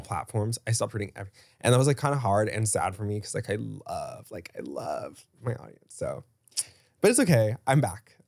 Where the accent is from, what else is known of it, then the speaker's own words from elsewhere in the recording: Dallas, Texas, United States; I grew up in Dallas